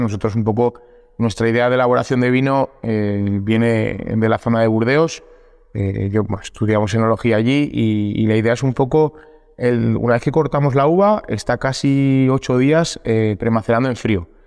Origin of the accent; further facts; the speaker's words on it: Alfaro, La Rioja, Spain; los vinos que siempre se han elaborado en nuestro pueblo. Nosotros somos muy defensores de la zona, muy defensores de Alfaro